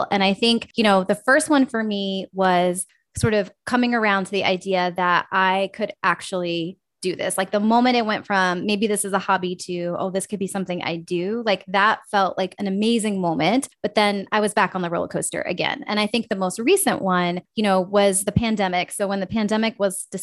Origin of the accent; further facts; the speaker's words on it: West Virginia, United States; moved away; also born or lived in Minnesota; I actually grew up in West Virginia